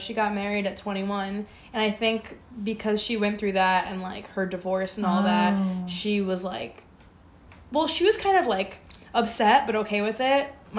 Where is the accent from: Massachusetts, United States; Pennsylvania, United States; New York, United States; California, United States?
New York, United States; New York City; It doesn't count if I'm from Brooklyn.